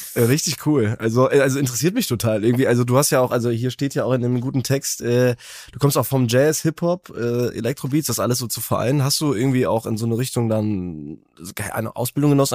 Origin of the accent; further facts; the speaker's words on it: Wipperfürth, North Rhine-Westphalia, Germany; now in Cologne, Germany; meine Heimatstadt Wipperführt